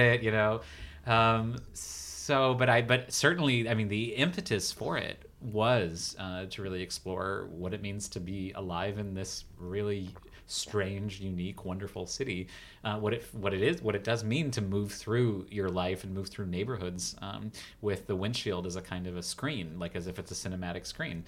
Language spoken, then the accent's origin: English; United States; also born or lived in Los Angeles; I'm still such an American artist